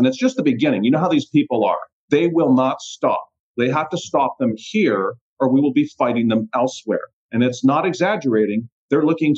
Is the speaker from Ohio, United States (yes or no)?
yes; Youngstown, Ohio, United States; moved away as an adult; also born or lived in Columbus, Ohio; now in Puerto Rico; I grew up in Youngstown, moved to Columbus, been down in Puerto Rico for about 3 years now